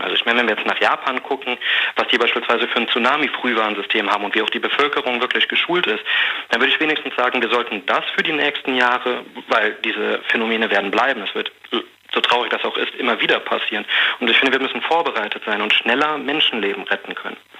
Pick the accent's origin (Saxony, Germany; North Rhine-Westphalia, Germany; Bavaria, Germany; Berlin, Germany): North Rhine-Westphalia, Germany; Bonn; ich komme auch hier aus Bonn, aus der Region